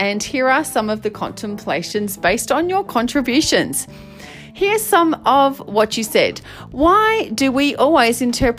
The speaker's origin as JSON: {"language": "English", "country": "Australia", "said": "where I'm bravely journeying the world of being an Aussie male. And not just an Aussie male, but one in a relationship with a woman."}